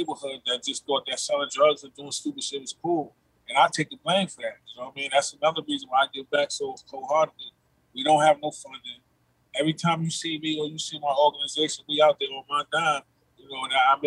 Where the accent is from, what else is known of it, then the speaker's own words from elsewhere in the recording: New York City, New York, United States; I'm from Far Rockaway also. I lived out there also